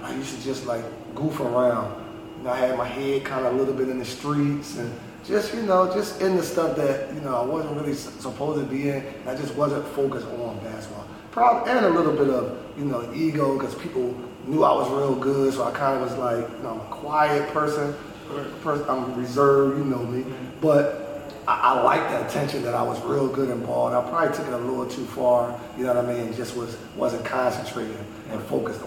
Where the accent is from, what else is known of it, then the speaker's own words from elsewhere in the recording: Philadelphia, Pennsylvania, United States; I'm from North Philly, born and raised